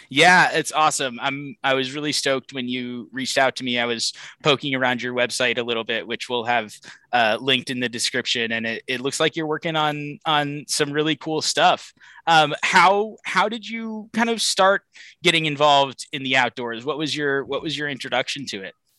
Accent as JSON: {"language": "English", "region": "Pacific Northwest", "country": "United States", "tie": "born or raised there", "said": "I, I grew up in the Pacific Northwest"}